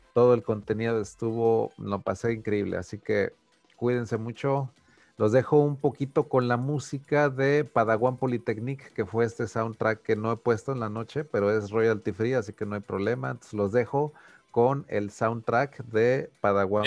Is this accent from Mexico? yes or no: yes; Mexico; yo como mexicano